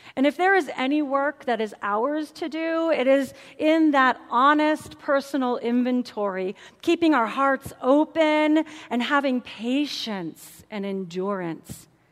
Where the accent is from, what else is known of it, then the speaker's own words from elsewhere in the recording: St. Louis, Missouri, United States; I'm a city girl. I grew up in St. Louis, Missouri